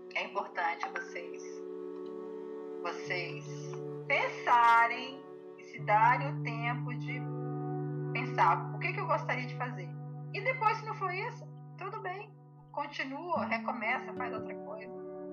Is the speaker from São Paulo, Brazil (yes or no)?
no; interior of Tocantins, Brazil; also born or lived in Goiás; now in Rio de Janeiro, Brazil; Eu sou do interior do Tocantins, gente, sou do interior do Tocantins